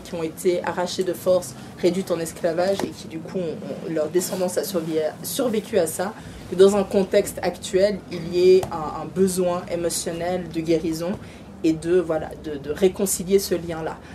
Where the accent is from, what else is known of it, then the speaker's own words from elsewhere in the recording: Riviera, Vaud, Switzerland; elle est de ma région, on est de la Riviera